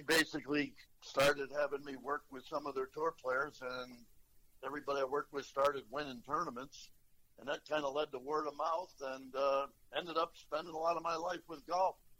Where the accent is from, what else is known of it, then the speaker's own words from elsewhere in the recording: Rutland, Vermont, United States; moved away; my hometown, a small town in Vermont, Rutland, Vermont